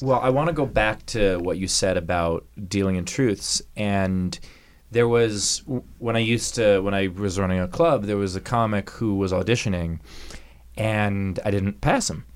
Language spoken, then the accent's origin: English; New York, United States; I grew up in New York also